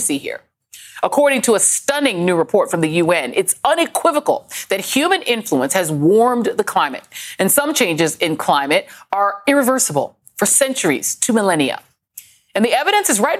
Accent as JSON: {"language": "English", "town": "Denver", "region": "Colorado", "country": "United States", "tie": "born or raised there", "said": "I grew up in Denver, Colorado"}